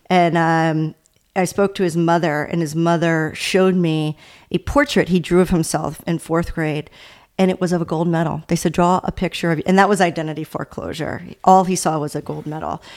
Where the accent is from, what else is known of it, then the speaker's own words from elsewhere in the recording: Baltimore, Maryland, United States; I'm from the Baltimore area